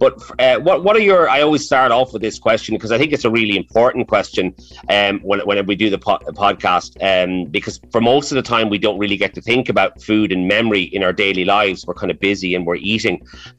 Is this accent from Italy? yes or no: no; Maynooth, Leinster, Ireland; I grew up in Maynooth